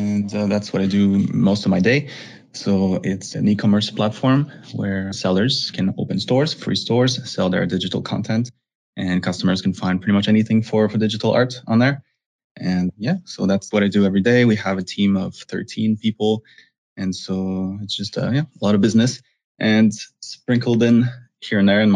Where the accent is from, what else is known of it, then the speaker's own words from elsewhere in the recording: Montreal, Quebec, Canada; moved away as an adult; I'm originally from Montreal, Canada